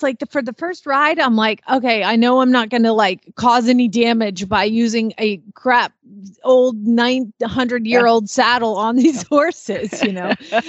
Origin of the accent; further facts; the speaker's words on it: the South, United States; accent: Southern, Oklahoma; my accent, my Southern accent is tipping very Oklahoma these days because I hear it all the time.